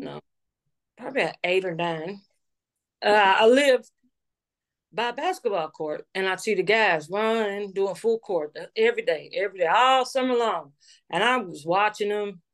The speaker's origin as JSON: {"language": "English", "town": "New Albany", "region": "Indiana", "country": "United States", "said": "I'm from New Albany, Indiana"}